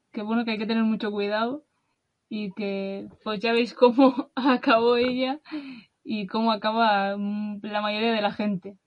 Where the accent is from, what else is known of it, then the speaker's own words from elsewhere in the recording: Basque Country, Spain; de España, de del País Vasco